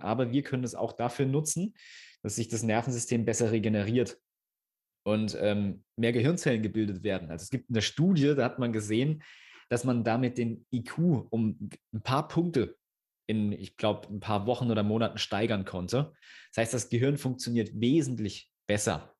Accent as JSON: {"language": "German", "region": "Thuringia", "country": "Germany", "said": "wir kommen aus Thüringen, wirklich mitten auf dem Dorf"}